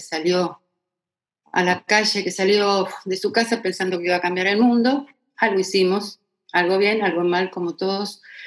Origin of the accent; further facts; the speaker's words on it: La Tablada, Buenos Aires Province, Argentina; se fueron a vivir cuando se casaron este, a, la tablada, la tablada, que en ese momento era campo, campo, y bueno, y yo nací en Capital, pero porque era el hospital más cerca que había